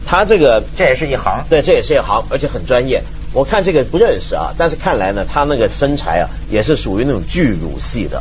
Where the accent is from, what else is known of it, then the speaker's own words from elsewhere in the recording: China; 这还不叫我们中国人长威风吗？